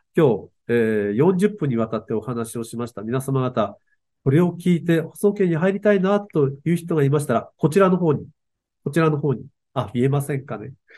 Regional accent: Aomori, Japan; 青森の人なんですけど

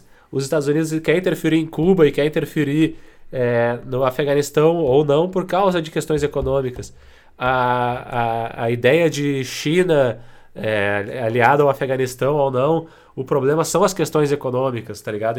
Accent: Brazil; como sendo brasileiros sensatos

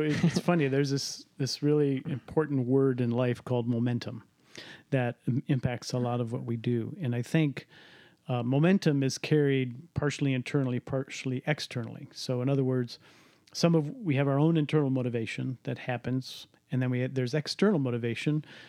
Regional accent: Cleveland, Ohio, United States; I grew up in Cleveland

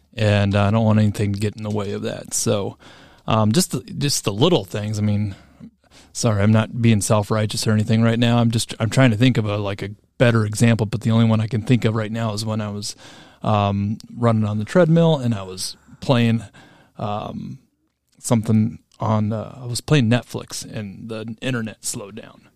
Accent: Oskaloosa, Iowa, United States; I'm from Oskaloosa, Iowa

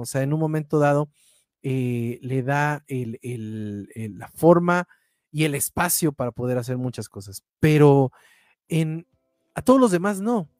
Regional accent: Mexico; como mexicanos

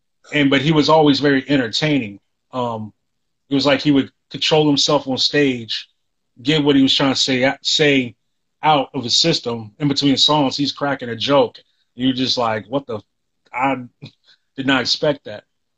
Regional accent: the South, United States; I came from the South. People don't even think we're from where we're from.

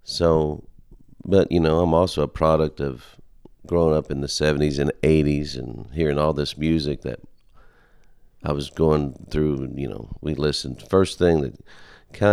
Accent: Pennsylvania, United States; moved away as an adult; also born or lived in Nashville; we're from Pennsylvania, and my dad had already had a band since 1966

